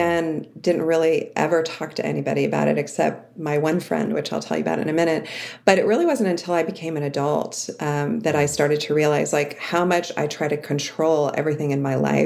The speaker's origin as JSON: {"language": "English", "area": "outside of Cleveland", "region": "Ohio", "country": "United States", "tie": "born or raised there", "said": "I grew up in Ohio, outside of Cleveland, in an idyllic suburb"}